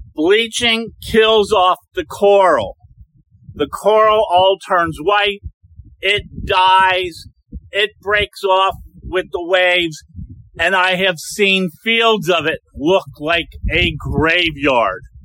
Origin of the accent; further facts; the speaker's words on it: Cincinnati, Ohio, United States; We come from Cincinnati.